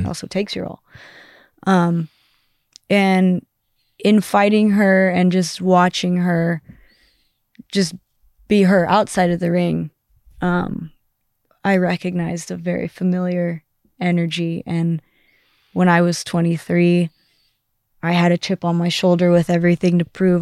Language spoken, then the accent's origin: English; Southern California, United States; also born or lived in Amsterdam; I'm from Southern California where it's sunny all the time